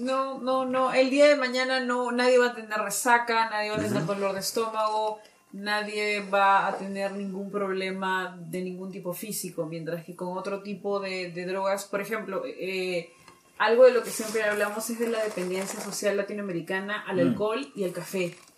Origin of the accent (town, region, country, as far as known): Peru